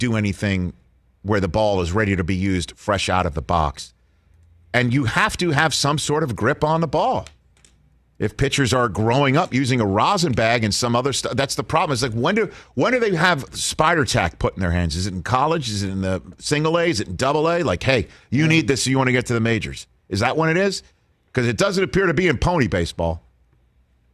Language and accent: English; New York City, New York, United States; moved away; I grew up on Staten Island, New York